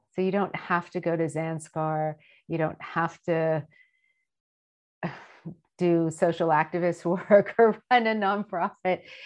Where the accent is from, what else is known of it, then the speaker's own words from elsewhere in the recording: United States; I grew up in America